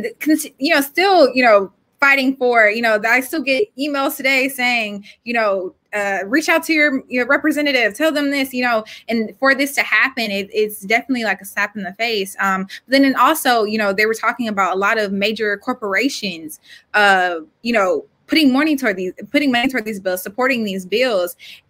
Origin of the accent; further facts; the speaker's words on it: Georgia, United States; I'm from Georgia, born and raised.